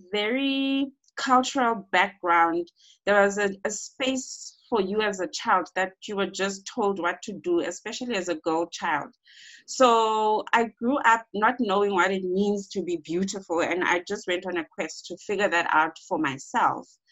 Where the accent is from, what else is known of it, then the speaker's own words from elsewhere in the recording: Eastern Cape, South Africa; moved away; I am from the Eastern Cape